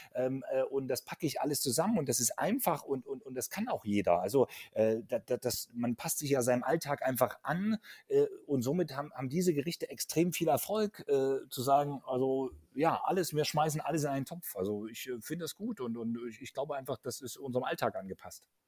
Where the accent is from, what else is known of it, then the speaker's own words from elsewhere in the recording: Central Germany, Germany; bei uns in Mitteldeutschland